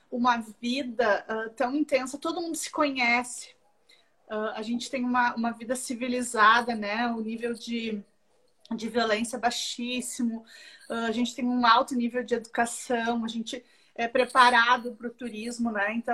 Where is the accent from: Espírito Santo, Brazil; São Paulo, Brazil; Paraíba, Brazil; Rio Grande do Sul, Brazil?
Rio Grande do Sul, Brazil; Canela; also born or lived in Porto Alegre; eu nasci em Porto Alegre, mas eu vim morar aqui com três anos, então eu me considero canelense, gramadense, eu vim morar em Canela.